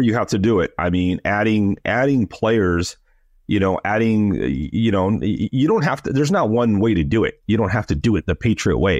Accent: Los Angeles, California, United States; moved away; I'm also an American, and I grew up in L

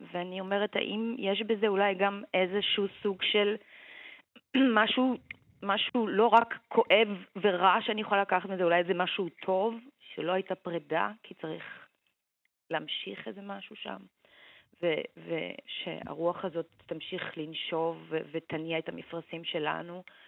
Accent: Israel

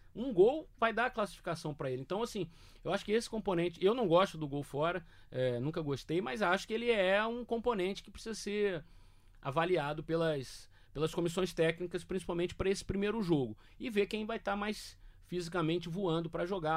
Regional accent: Rio de Janeiro, Brazil; eu que sou do Rio

